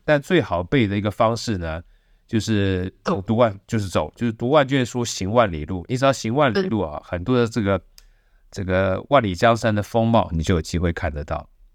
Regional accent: Taiwan; 从小都是眷村长大的

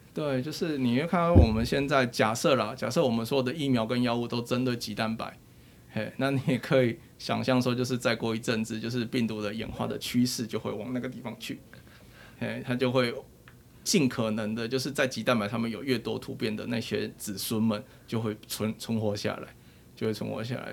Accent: Taiwan; 我们都是台湾人

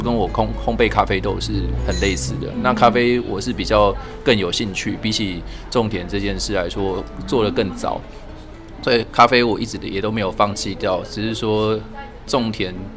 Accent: Kaohsiung, Taiwan; moved away as an adult; also born or lived in Hualien; now in Yilan, Taiwan; 我高雄人算是都市小孩

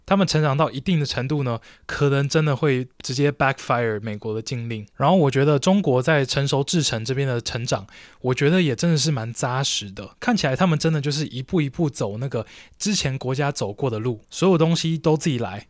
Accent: Taiwan; 我是台湾人

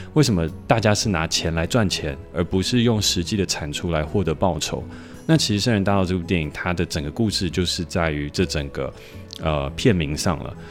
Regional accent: Hsinchu, Hsinchu City, Taiwan; 我从小其实就在新竹科学园区长大

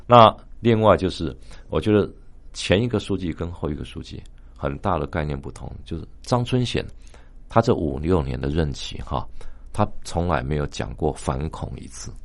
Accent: Taiwan; 说我们是从台湾来的

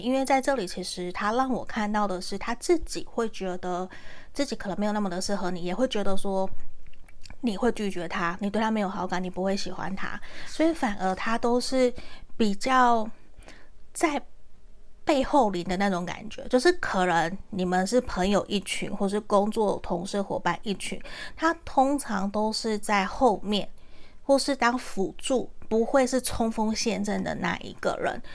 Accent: Taiwan; accent: Taiwanese Mandarin; 我刚刚是台湾国语

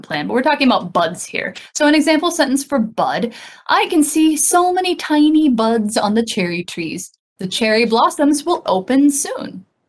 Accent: United States; now in Taiwan; I haven't been back to my home state

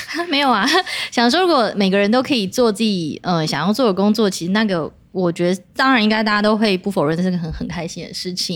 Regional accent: Taiwan; 我们台湾人

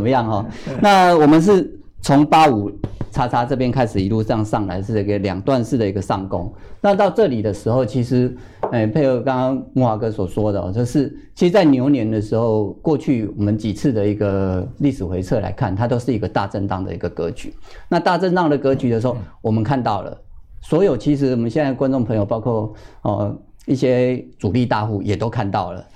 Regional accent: Taiwan; 这是我们台积电的优势，也是我们台湾人的一个嗯。勤恳卖力的地方

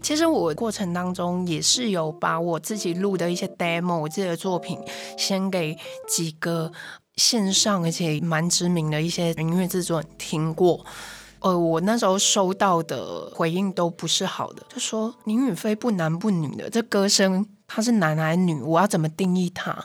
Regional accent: Nantou County, Taiwan; now in Taipei, Taiwan; 我不是台北人，所以我是南投人，我自己一个人为了音乐理想就是到台北来

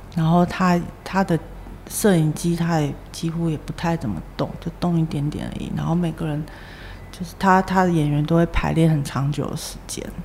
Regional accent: central Taiwan, Taiwan; moved away; also born or lived in New York / Shanghai; 本身我就是台湾土生土长的

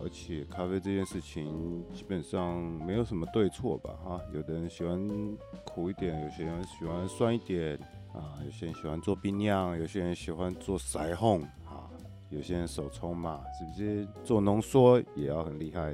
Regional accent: Taiwan; 我们家呢，小时候住在石门水库旁边，然后呢，因为我们家爸爸妈妈呢，他们是在一个叫中山科学研究院嘛， 做飞弹那个，有没有？ 呃，所以会有员工宿舍，然后我们就住在一个类似，有点像眷村的那种环境啦

